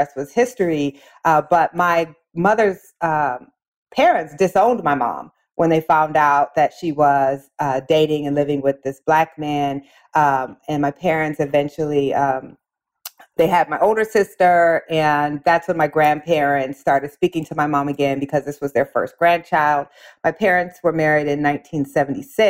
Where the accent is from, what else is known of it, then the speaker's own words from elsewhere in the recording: Waterloo, Iowa, United States; My mother came to my hometown to go to college. Waterloo, Iowa.